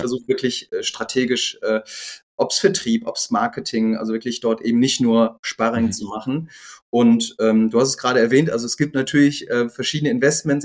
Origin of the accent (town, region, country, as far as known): Düsseldorf, North Rhine-Westphalia, Germany; born or raised there; also born or lived in Gelsenkirchen, Germany; now in Rosenheim, Germany